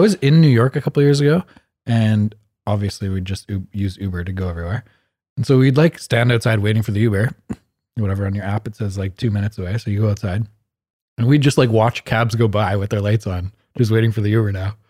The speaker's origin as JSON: {"language": "English", "country": "Canada", "tie": "born or raised there", "said": "We're like Canadian people that were born and raised here that speak English"}